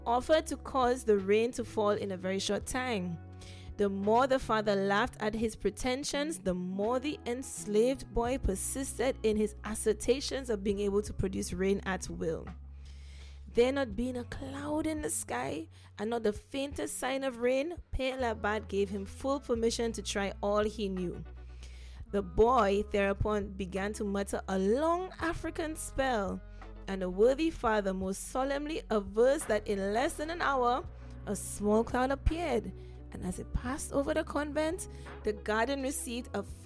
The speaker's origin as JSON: {"language": "English", "country": "St. Lucia", "said": "I'm from St. Lucia"}